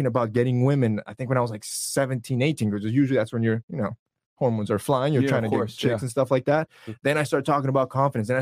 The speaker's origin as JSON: {"language": "English", "region": "Florida", "country": "United States", "tie": "born or raised there", "also_born_or_lived": "Honduras / New York", "said": "My parents moved here. Luckily, I was born here. But then for whatever reason, they decided to go back. So I go back, spend a few years there"}